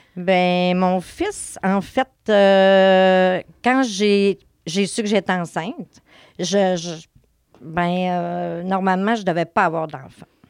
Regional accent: Saint-Félicien, Quebec, Canada; moved away as an adult; now in Saguenay, Canada; je viens de Saint-Félicien

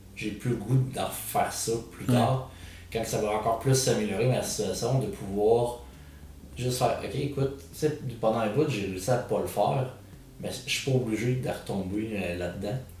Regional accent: Quebec City, Quebec, Canada; je viens de Québec

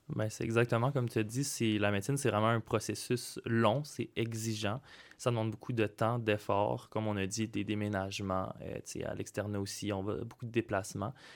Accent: Saint-Jean-sur-Richelieu, Quebec, Canada; moved away as an adult; now in Sherbrooke, Canada; je viens du cégep de Saint-Jean-sur-Richelieu

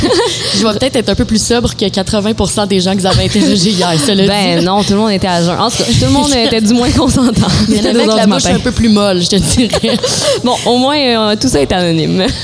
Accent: Montreal, Quebec, Canada; en tant que Montréalaise aussi

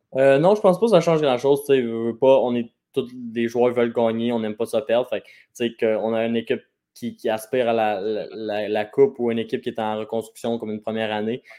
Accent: Quebec, Canada; proche de chez nous, à Shawinigan

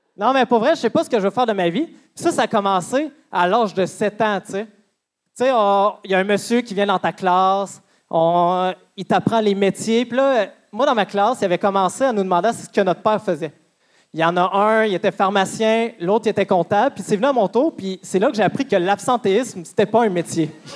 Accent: Amos, Quebec, Canada; Moi, je viens d'Amos.

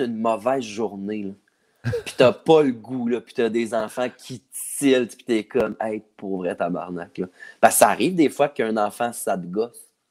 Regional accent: Saint-Jean-sur-Richelieu, Quebec, Canada; moved away as an adult; Je viens de Saint-Jean-sur-Richelieu

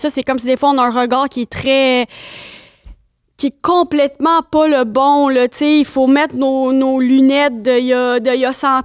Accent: Rimouski, Quebec, Canada; ben, j'ai grandi, je viens de Rimouski, ben, relax.

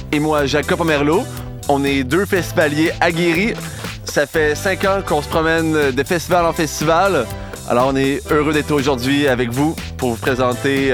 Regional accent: Chaudière-Appalaches, Quebec, Canada; ma région d'origine, Chaudière-Appalaches

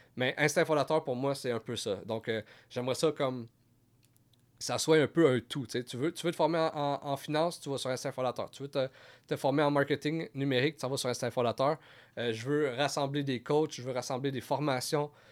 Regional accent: Gatineau, Quebec, Canada; je viens de Gatineau

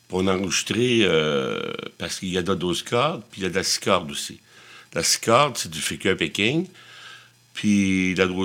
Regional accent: Shawinigan, Quebec, Canada; moi aussi, je viens de Shawinigan, on a un accent, tu sais

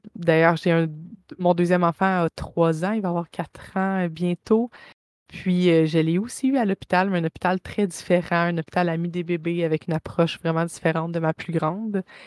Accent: Saint-Jean-sur-Richelieu, Quebec, Canada; now in Bromont, Canada; je viens de Saint-Jean-sur-Richelieu. Je suis à Bromont maintenant

